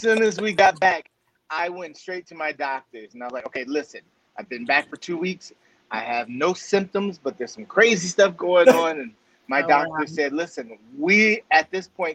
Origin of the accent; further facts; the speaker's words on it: Southern California, United States; Three of us are, you know, born and raised in Southern California.